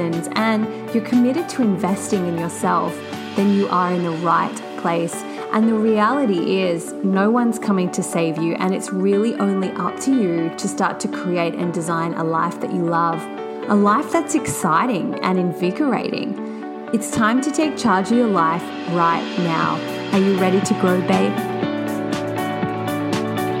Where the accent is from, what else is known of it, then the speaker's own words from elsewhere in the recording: Sydney, New South Wales, Australia; now in Gold Coast, Australia; I am from Sydney, Australia, residing on the sunny Gold Coast